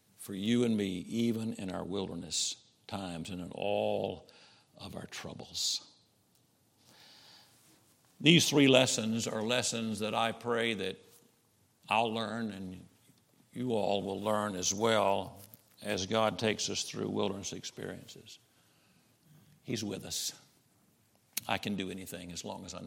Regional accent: Camden, Arkansas, United States; I'm from Camden, Arkansas, just north of where you are

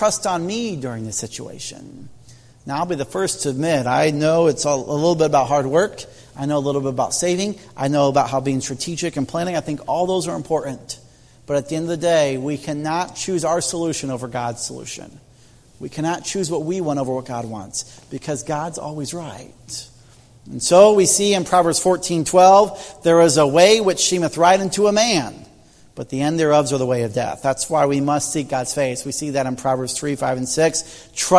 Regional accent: Indiana, United States; moved away; as a farm boy growing up in Indiana

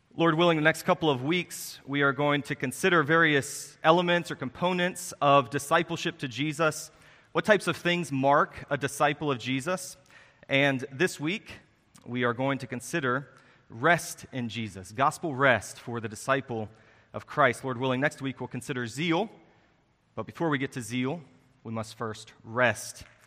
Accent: Harrisonburg, Virginia, United States; the church that I grew up in in Harrisonburg, Virginia

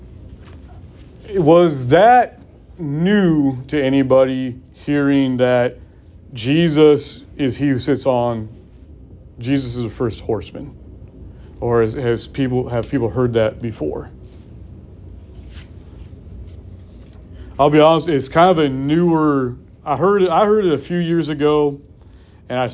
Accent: California, United States; Growing up in California

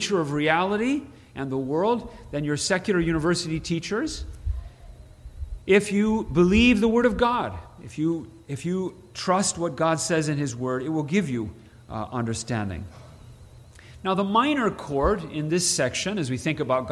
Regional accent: Princeton, Illinois, United States; moved away; I'm from Princeton, Illinois, small town north central Illinois

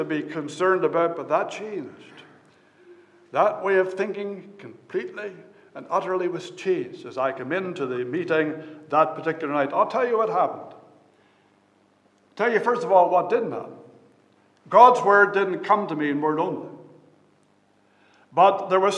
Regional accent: Fredericton, New Brunswick, Canada; I was born in Fredericton, New Brunswick, Canada, in 1959

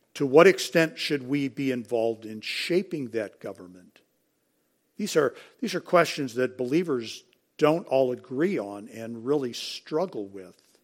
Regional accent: United States; We're, we're American, and we're coming back to the United States, which is our home

